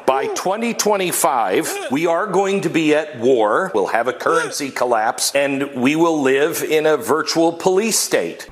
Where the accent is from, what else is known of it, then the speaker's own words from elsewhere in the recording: Augusta, Georgia, United States; now in Atlanta, United States; I grew up in Augusta